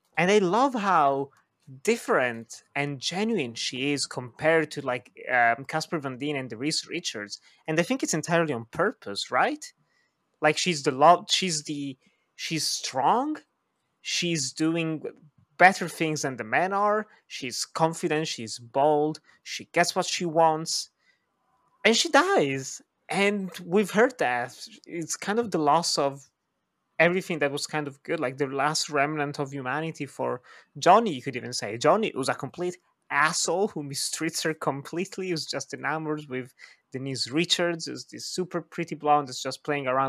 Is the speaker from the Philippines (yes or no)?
yes; Philippines; I come from the Philippines.